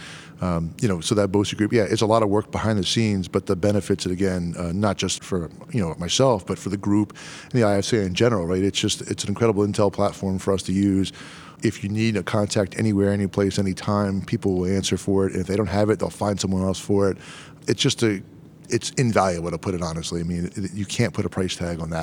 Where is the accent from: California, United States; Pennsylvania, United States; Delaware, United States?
Delaware, United States; we're both from Delaware